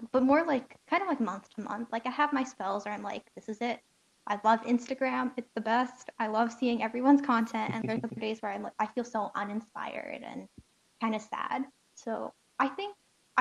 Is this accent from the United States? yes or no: no; Indonesia; I'm not Malaysian, but I'm Indonesian